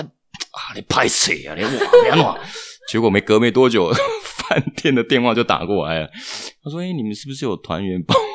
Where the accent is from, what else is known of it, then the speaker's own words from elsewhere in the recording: Taiwan; 我们台湾人比较敏锐